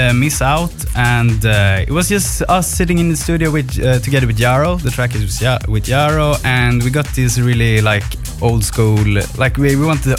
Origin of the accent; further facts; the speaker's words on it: Stockholm, Stockholm County, Sweden; We're from Sweden, Stockholm.